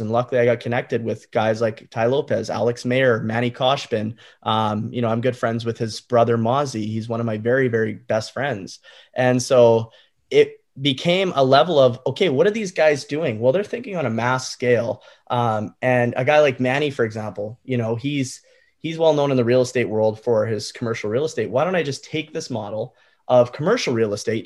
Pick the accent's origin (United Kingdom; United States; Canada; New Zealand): Canada; I'm Canadian